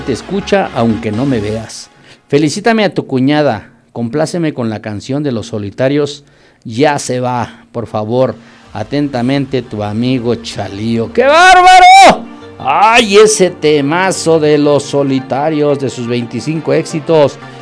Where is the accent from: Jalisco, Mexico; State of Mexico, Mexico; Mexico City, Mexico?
State of Mexico, Mexico; Acambay; aquí en mi pueblo